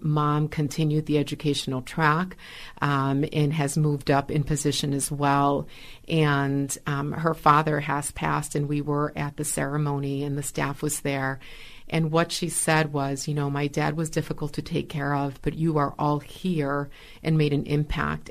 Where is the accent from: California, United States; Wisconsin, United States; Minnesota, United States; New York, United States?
Wisconsin, United States; Milwaukee; I was born and raised here in Milwaukee